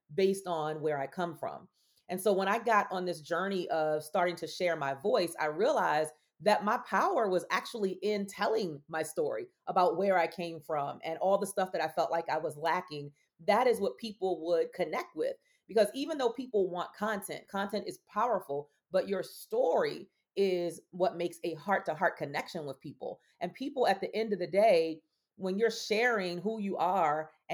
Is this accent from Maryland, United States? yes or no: yes; Baltimore, Maryland, United States; I was born and raised in Baltimore, Maryland